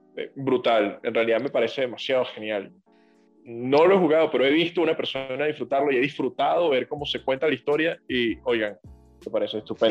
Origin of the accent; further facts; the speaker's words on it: Venezuela; moved away; los que somos venezolanos